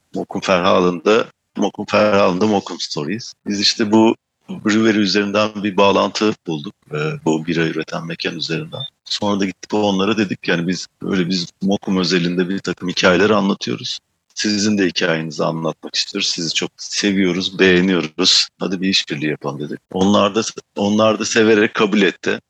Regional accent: Manisa, Turkey; moved away as an adult; also born or lived in Istanbul; now in Amsterdam, Netherlands; doğup büyüdüğüm yer Manisa.

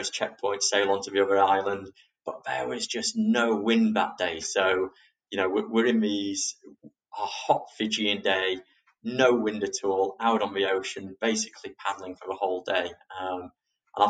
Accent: England, United Kingdom; we're fair English roses who aren't really used to such extreme sun

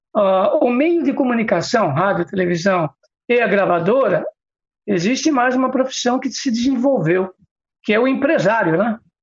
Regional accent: São Paulo, Brazil; nasci no Ipiranga

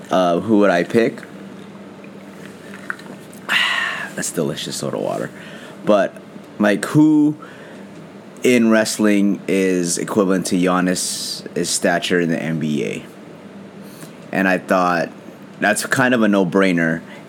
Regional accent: Philippines; being that I'm Filipino, and I loved it since I was a kid.

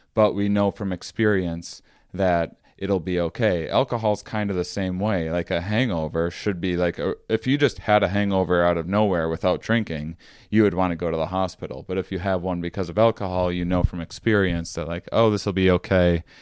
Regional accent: Wisconsin, United States; I grew up in Wisconsin

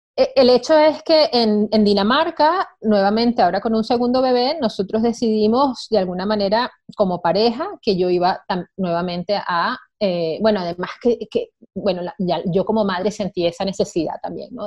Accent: Venezuela; moved away; Yo soy venezolana de origen

